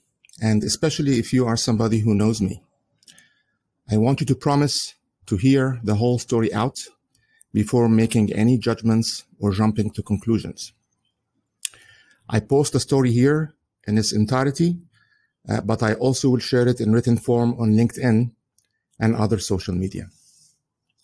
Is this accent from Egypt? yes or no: yes; Egypt; English is a second language; moved away as an adult; also born or lived in United Kingdom / Southampton; now in United States; In 1975, we moved back to Egypt, where I lived until 1995. And that's when I moved to the United States